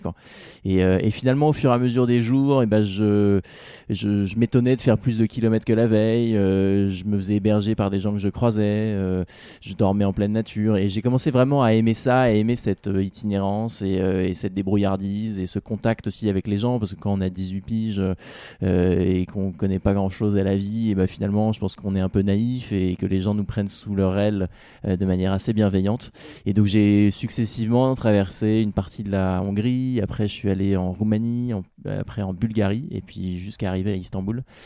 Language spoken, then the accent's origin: French; Rouen, Normandy, France; même si c'était en Normandie, c'était chez moi, chez mes parents